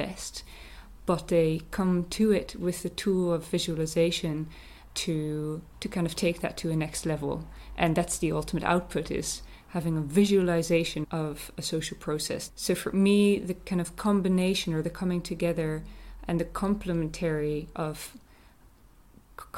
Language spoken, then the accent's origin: English; Netherlands; moved away as an adult; also born or lived in Sweden / California; now in Northern Ireland, United Kingdom; I'm from the Netherlands